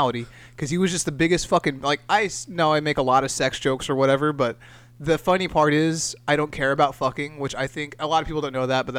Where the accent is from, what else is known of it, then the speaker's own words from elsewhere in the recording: Castroville, California, United States; also born or lived in Salinas / Monterey; now in Fresno, United States; I was born in Salinas, grew up in lived in Castroville, and then just went to school and work in Monterey and that whole area. So I'm a Monterey County boy